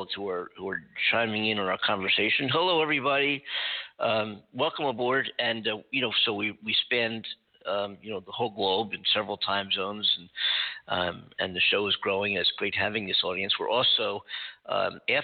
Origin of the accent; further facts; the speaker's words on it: Philadelphia, Pennsylvania, United States; moved away; I'm from Philadelphia.